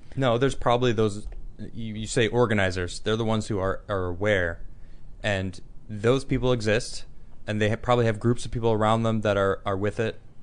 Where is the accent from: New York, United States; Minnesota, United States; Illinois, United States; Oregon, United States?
Illinois, United States; Chicago suburbs; moved away; I lived in the city until I was three, and then I moved to the suburbs